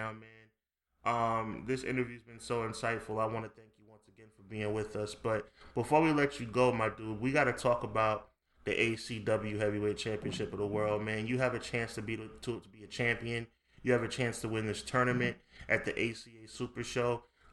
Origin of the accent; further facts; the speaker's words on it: New York, United States; this show is recorded right here in New York in my hometown